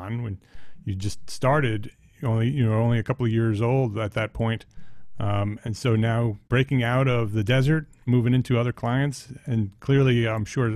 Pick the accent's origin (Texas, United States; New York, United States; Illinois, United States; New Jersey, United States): New Jersey, United States; Paramus; moved away; I grew up in Paramus.